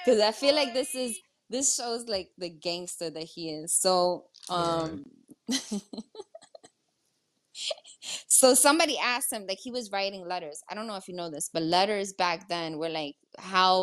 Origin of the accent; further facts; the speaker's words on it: New York City, New York, United States; I'm New Yorker.